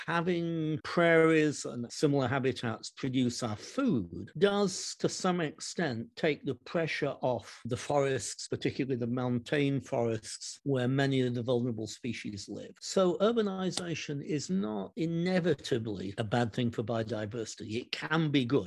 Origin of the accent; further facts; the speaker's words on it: Derby, East Midlands, United Kingdom; moved away; my hometown of Derby in the United Kingdom